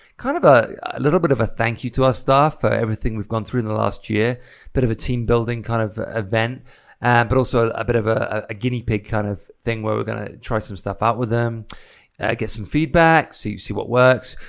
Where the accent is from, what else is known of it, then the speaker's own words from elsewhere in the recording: Isle of Wight, South East England, United Kingdom; now in United States; I come from the Isle of Wight, so I come from a small island where everything's kinda local.